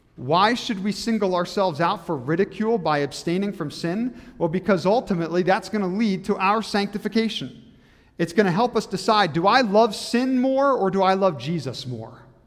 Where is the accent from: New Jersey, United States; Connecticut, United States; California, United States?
New Jersey, United States; moved away as an adult; now in Michigan, United States; I grew up in New Jersey